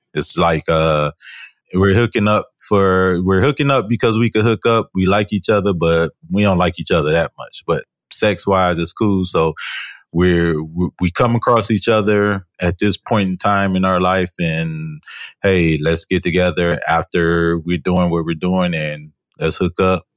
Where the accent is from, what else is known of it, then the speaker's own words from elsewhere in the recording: Detroit, Michigan, United States; I am from Detroit